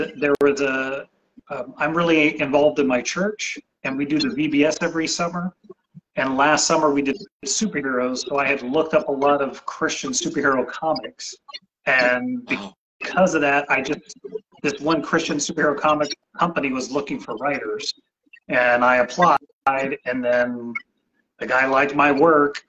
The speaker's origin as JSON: {"language": "English", "town": "San Antonio", "region": "Texas", "country": "United States", "tie": "born or raised there", "lives_now": "Houston, United States", "said": "I was a military brat before. So before second grade, I went to about 10 different elementary schools, lived in about 8 different cities. But when I was 8 years old, we settled in San Antonio, Texas."}